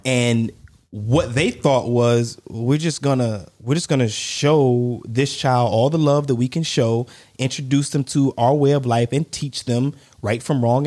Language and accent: English; United States; I'm American, and where I go, you recognize that I'm American